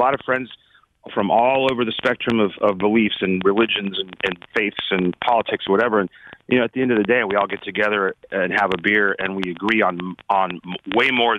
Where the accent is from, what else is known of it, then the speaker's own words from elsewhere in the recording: Anaheim, California, United States; We were very just middle class dudes that grew up in Anaheim, which is not the, you know, is not the fancy part of Orange County